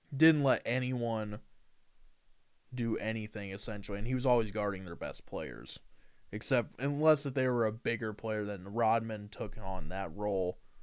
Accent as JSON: {"language": "English", "region": "Indiana", "country": "United States", "said": "I'm from Indiana"}